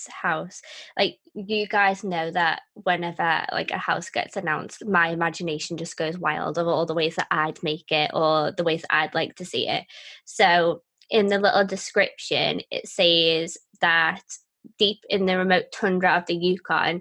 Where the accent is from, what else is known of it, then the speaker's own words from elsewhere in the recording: United Kingdom; I'm British.